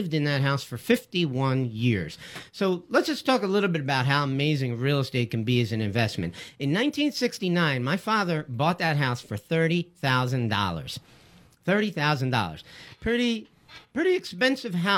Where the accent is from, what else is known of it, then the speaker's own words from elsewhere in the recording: Philadelphia area, Pennsylvania, United States; local guys from the Philadelphia area